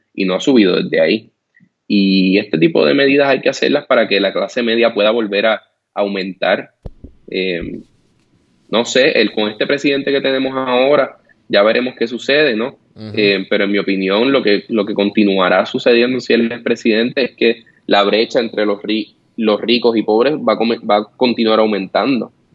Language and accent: Spanish; Puerto Rico; now in United States